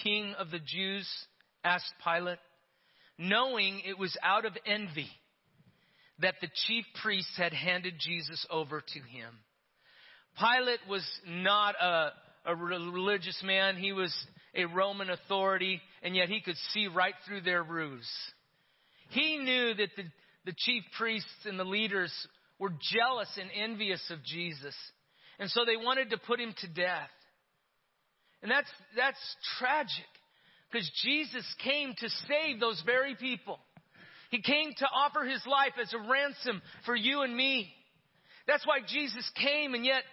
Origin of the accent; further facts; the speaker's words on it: Yerington, Nevada, United States; When I was a kid growing up in Yerington, Nevada